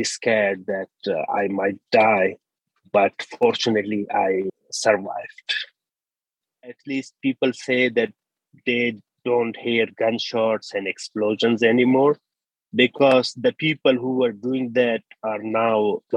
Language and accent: English; Kabul, Afghanistan; moved away as an adult; now in Murrysville, United States; I lived in central Afghanistan in the city of Kabul, which is the capital of Afghanistan. And I have lived there for almost 20 years